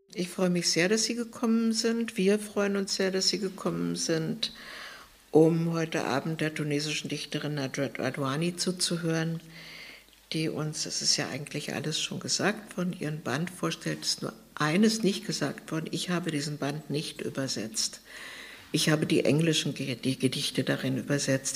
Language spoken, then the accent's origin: German; Weimar, Thuringia, Germany; now in Berlin, Germany; hier in Weimar dass auch meine Heimatstadt ist ganz zufällig, aber ich bin schon sehr lange in Berlin.